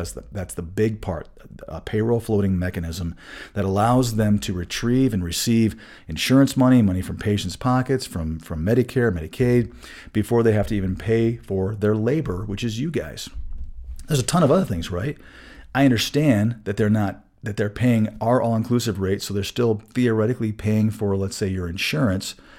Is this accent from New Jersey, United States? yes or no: no; Saginaw, Michigan, United States; moved away as an adult; also born or lived in Florida; now in Colorado, United States; I grew up in Michigan